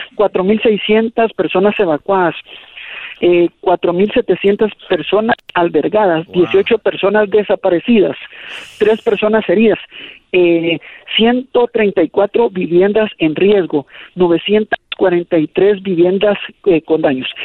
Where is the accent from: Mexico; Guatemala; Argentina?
Guatemala; que estamos viviendo como país